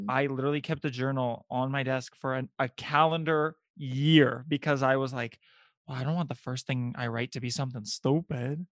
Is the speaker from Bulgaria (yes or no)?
yes; Bulgaria; I'm from Bulgaria